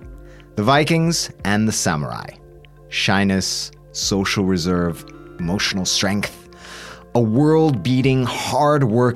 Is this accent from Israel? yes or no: no; Bolivia; moved away; When I was growing up, I grew up in Bolivia.